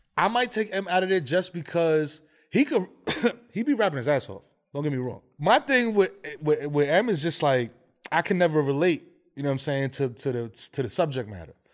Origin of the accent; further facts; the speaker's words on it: New York City, New York, United States; Born and raised in the Bronx